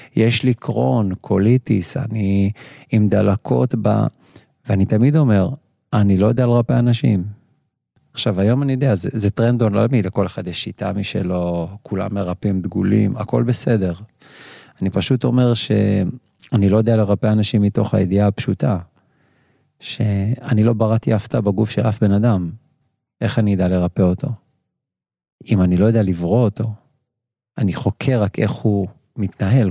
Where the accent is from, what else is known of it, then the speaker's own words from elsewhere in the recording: Kiryat Gat, Southern District, Israel; moved away as an adult; also born or lived in Ashdod; אני מכאן. נכון. נכון שבאתי מרחוק, ונכון שמיד אחרי סיום הצבא, 26 שנה, אשדוד, אה, אבל נולדתי בקריית גת